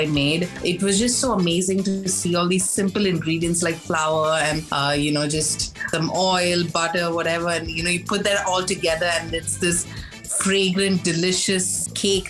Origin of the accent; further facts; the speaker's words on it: Mumbai, Maharashtra, India; also born or lived in Chennai; I grew up in Mumbai, but my native place is Chennai. So every year for summer vacation was in Chennai